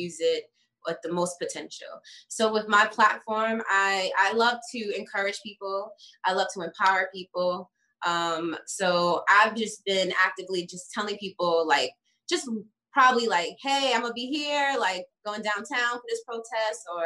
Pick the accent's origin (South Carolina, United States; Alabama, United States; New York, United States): New York, United States; now in Los Angeles, United States; I'm from New York, but I live in LA.